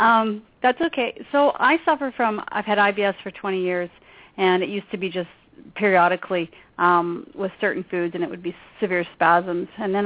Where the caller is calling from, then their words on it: Canada; I'm calling from Canada.